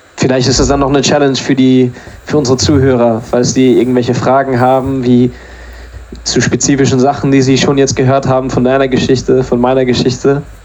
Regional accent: Germany; now in England; ich bin ja in Deutschland zur Schule gegangen

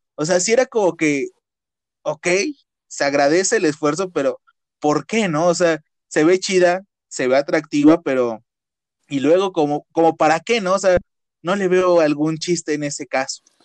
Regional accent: Mexico; los mexicanos

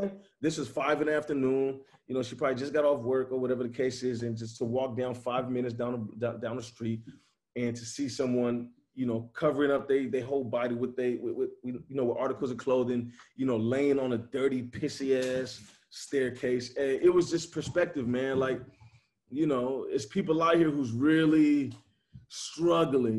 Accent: Chicago, Illinois, United States; now in Nashville, United States; I'm from Chicago

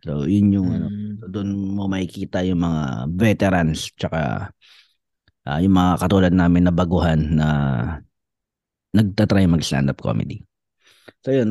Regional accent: Roxas, Western Visayas, Philippines; moved away; taga Rojas talaga kami. Andun yung lola ko

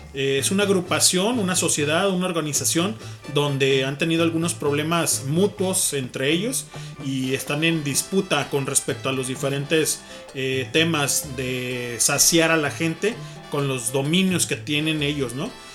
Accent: Guadalajara, Jalisco, Mexico; somos de Guadalajara nosotros

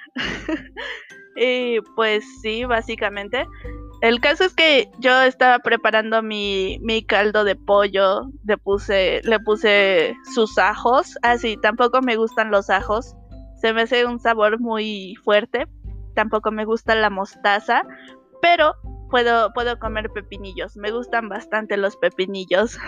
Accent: Mexico; soy mexicana.

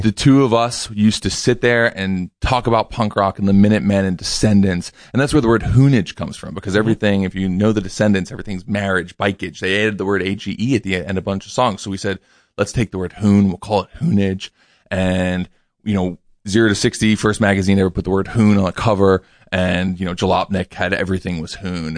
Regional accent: New York City, New York, United States; I grew up in New York City

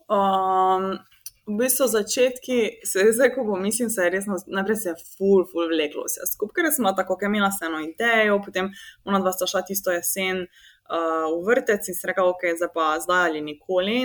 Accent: Slovenia

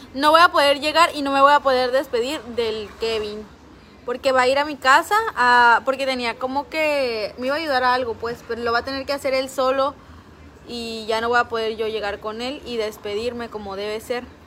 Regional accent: Veracruz, Mexico; Soy del puerto de Veracruz

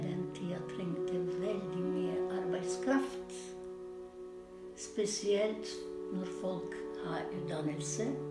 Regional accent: North Macedonia; Norwegian is a second language; moved away as an adult; now in Norway; vi kommer fra Makedonia, men det er en republikk

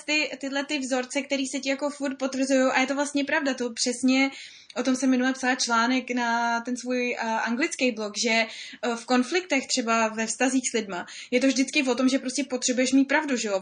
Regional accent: Czechia; my jako Češi

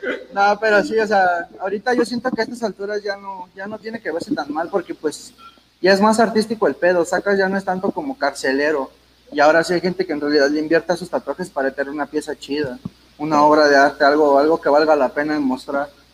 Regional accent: Ixtapaluca, State of Mexico, Mexico; En sí no soy del, DF, soy del estado de Ixtapaluca

